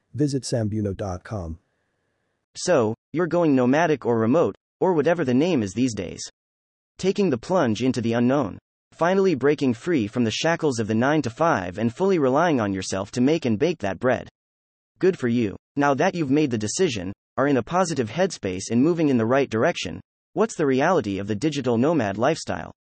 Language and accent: English; United States; I'm from the States